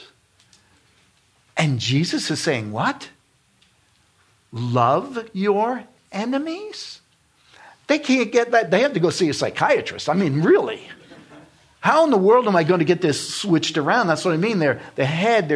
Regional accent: New York, United States; moved away; I'm from New York, and I knew Hasidic Jews in New York because we dealt with them.

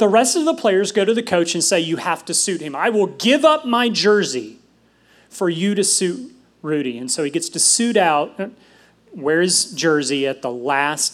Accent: New York, United States; moved away; I'm originally from New York, so I love my New York sports team

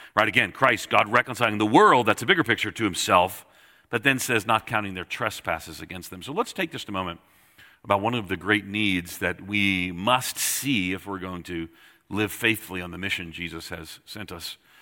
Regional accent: Long Island, New York, United States; born or raised there

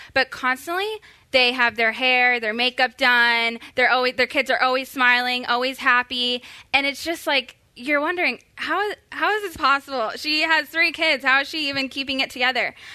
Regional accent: Florida, United States; now in Texas, United States; I am from Florida

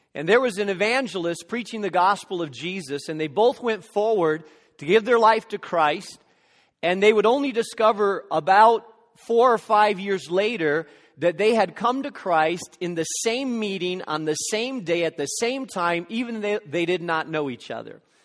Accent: Gary, Indiana, United States; now in Chicago, United States; I was born in Methodist Hospital in downtown Gary.

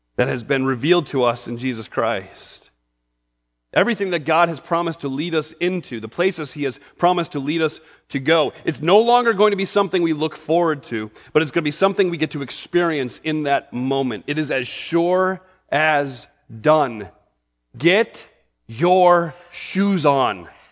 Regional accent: New England, United States; I grew up in New England

